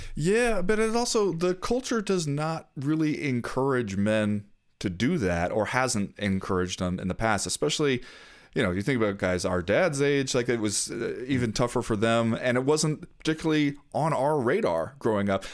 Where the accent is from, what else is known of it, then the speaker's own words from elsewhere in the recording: Southern California, United States; I grew up mostly in Southern California